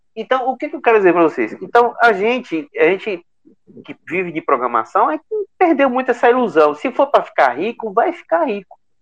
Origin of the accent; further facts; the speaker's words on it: Bahia, Brazil; Sou da Bahia também